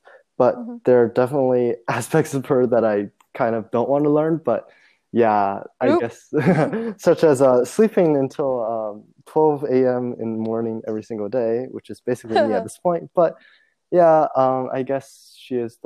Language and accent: English; China; moved away; growing up, I grew up in China